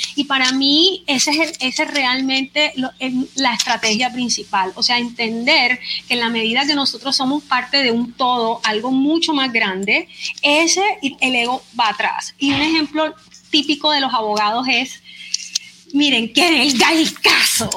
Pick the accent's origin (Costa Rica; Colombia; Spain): Colombia; Barranquilla, Atlántico; soy barranquillera, colombiana, abogada